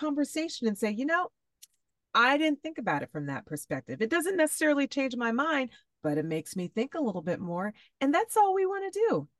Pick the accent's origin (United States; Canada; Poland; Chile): United States; Fresno, California; my hometown, Fresno, California